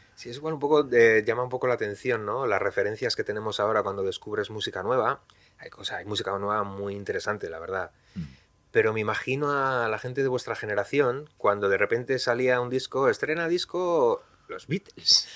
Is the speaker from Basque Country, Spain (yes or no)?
yes; Bilbao, Basque Country, Spain; yo también soy de Bilbao